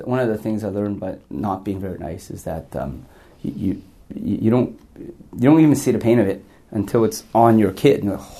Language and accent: English; Canada; born or raised there; also born or lived in Hong Kong